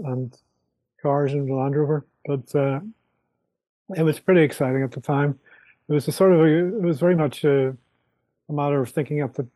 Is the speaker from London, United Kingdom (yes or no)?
no; Belfast, Northern Ireland, United Kingdom; moved away as an adult; I grew up in Belfast in the 70s